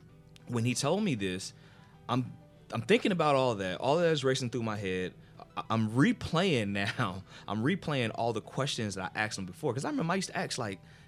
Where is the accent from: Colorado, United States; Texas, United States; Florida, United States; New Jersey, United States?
New Jersey, United States; a friend of mine that I grew up with in New Jersey